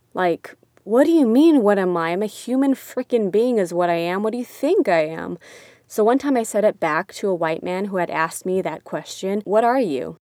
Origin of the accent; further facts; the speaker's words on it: Torrance, California, United States; I've had the privilege of growing up in Torrance, California